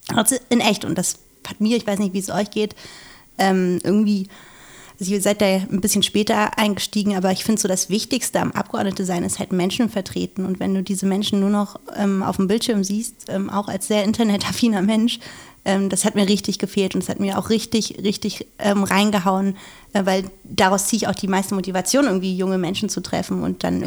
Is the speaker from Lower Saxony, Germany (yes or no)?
no; Schleswig-Holstein, Germany; ich komme ja aus Schleswig-Holstein.